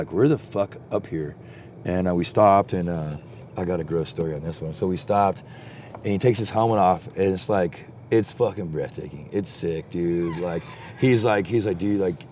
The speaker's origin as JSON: {"language": "English", "region": "Texas", "country": "United States", "said": "I'm from Texas"}